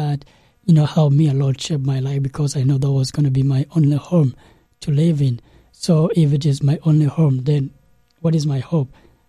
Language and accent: English; South Sudan; So a little bit about myself. … and, you know, I'm from South Sudan. And South Sudan is like, you know, the youngest country in the world.